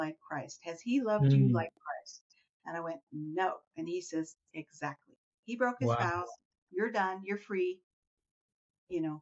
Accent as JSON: {"language": "English", "country": "Iran", "tie": "born or raised there", "moved": "yes", "said": "growing up in Iran"}